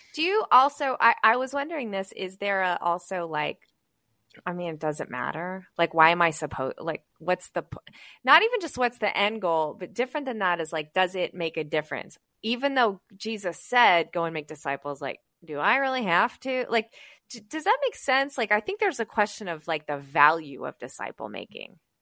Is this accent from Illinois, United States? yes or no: yes; West Chicago, Illinois, United States; my hometown of West Chicago